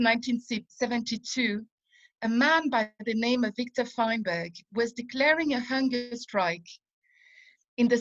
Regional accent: France; moved away as an adult; now in Israel; as a kid and as a teenager growing up in France

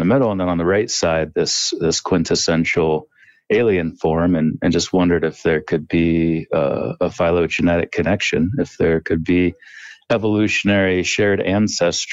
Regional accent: Northeast Ohio, United States; I grew up in Northeast Ohio

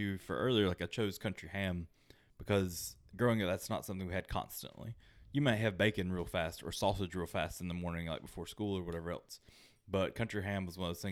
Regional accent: United States; growing up in America

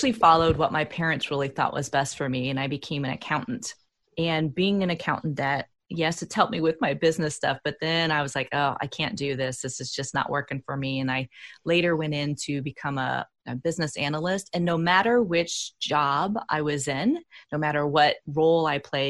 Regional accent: Indiana, United States; also born or lived in Bay Area, California; I'm from the Midwest here in the United States. I'm from Indiana, and there's no transpersonal school here in my state

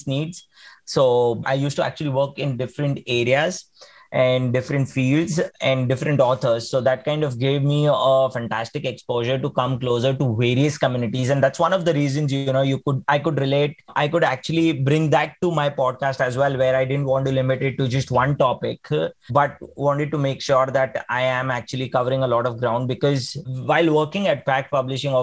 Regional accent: Mumbai, Maharashtra, India; also born or lived in Pune; I then had an opportunity to come back to my hometown, which is Mumbai

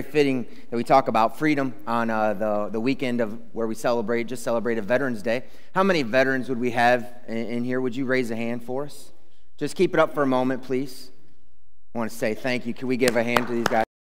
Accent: United States; as American citizens

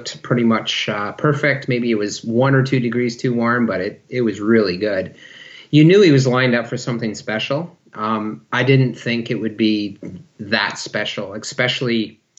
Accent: near Sarnia, Ontario, Canada; moved away as an adult; also born or lived in Maastricht, Netherlands / Lausanne, Switzerland; now in Victoria, Canada; Both my wife and I were born and raised in Ontario, near Sarnia, Ontario

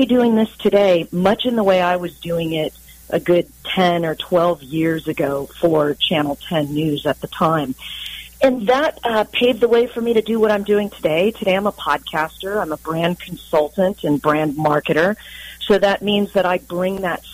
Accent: San Diego, California, United States; So I'm a local to San Diego. In fact, I am a native, if you can believe that, with all of the transplants that we have here. There aren't too many of us, but I grew up in the Claremont area in San

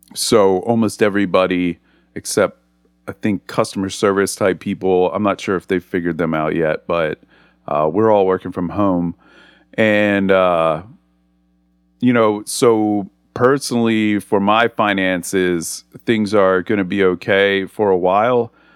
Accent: Philadelphia, Pennsylvania, United States; now in Atlanta, United States; I grew up in the Northeast, in the Philadelphia area

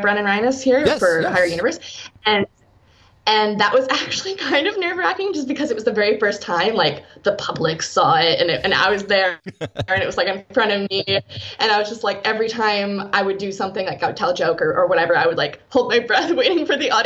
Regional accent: Saskatchewan, Canada; moved away as an adult; now in Edmonton, Canada; I moved from Saskatchewan, where I'm from, to Edmonton here

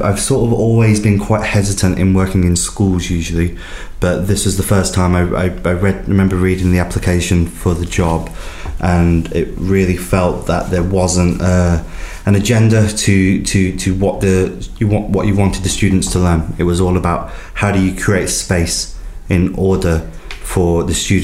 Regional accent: Birmingham, West Midlands, United Kingdom; I'm a Brummie through and through, and it's a great opportunity to do this in my city

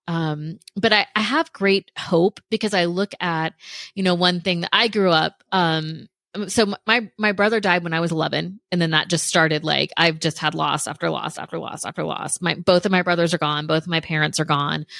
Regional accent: Central Florida, United States; also born or lived in Gainesville, Florida; I'm from Central Florida, like right in between Tampa and Orlando. So I was born and raised there

